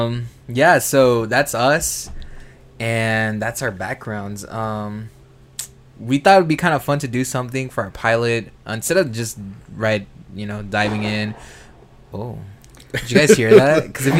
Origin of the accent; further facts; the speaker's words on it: Los Angeles, California, United States; we're from Los Angeles, and we're used to this kind of environment